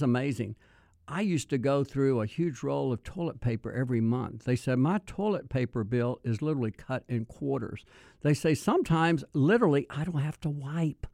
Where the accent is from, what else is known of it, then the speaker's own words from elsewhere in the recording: Mississippi, United States; I was born in Mississippi